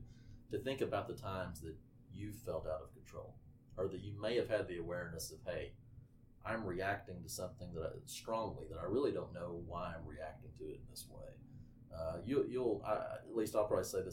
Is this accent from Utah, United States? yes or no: no; Arkansas, United States; I am from Arkansas